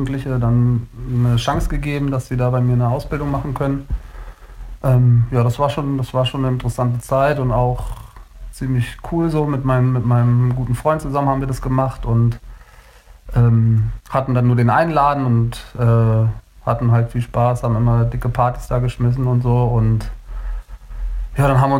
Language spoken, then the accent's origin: German; Berlin, Germany; also born or lived in Kiel / Hanover / Hamburg; Und ja, und ich bin wie gesagt in Kiel geboren und mit drei, glaube ich, sind wir dann nach Berlin gezogen. Und äh, zwischendurch war ich auch nochmal in Hannover.